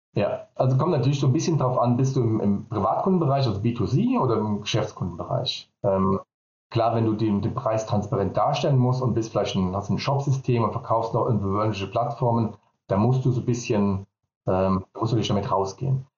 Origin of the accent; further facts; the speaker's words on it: Vallendar, Rhineland-Palatinate, Germany; komme ich aus Fallen dabei Koblenz